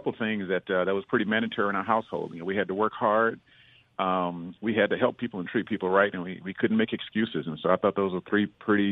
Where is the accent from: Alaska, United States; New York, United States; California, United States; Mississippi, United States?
Mississippi, United States; Jackson; a young person growing up in Jackson